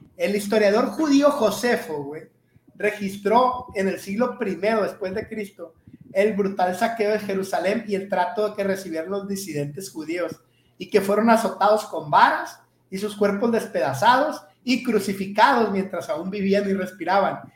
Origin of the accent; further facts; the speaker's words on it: northern Mexico, Mexico; nosotros, como buenos norteños